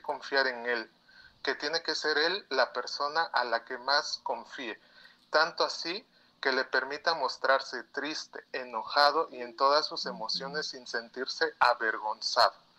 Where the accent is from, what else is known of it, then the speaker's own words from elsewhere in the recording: Oaxaca, Mexico; Yo soy de Oaxaca.